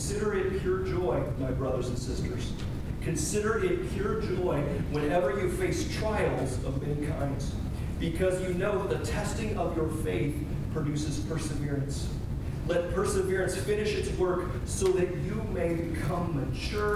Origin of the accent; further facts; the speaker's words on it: United States; we as the American church and we as American churchgoers